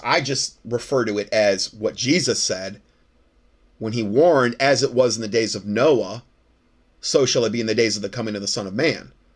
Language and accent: English; Fort Myers, Florida, United States; moved away as an adult; now in North Carolina, United States; I'm from Fort Myers, Florida